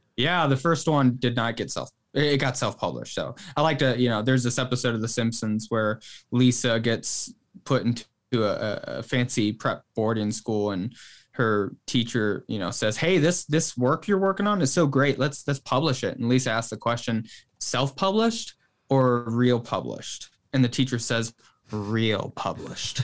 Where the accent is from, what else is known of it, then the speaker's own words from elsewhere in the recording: Northwest, United States; now in Oklahoma, United States; I'm actually originally from, I was born in the Northwest